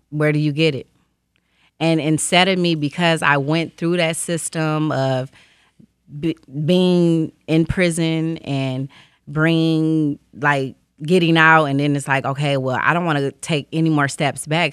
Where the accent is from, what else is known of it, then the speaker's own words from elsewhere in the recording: Detroit, Michigan, United States; I grew up on the east side of Detroit, um, East Warren area